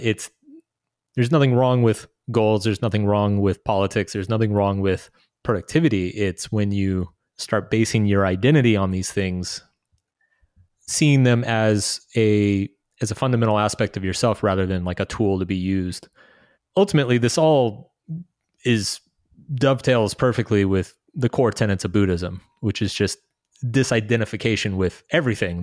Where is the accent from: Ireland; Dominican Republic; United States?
United States; moved away as an adult; also born or lived in Brazil / Latin America; growing up in the States